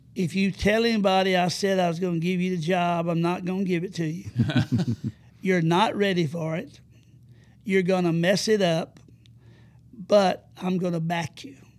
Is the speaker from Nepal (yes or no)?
no; Madison County, Alabama, United States; also born or lived in Huntsville, Alabama; I was born and raised in Madison County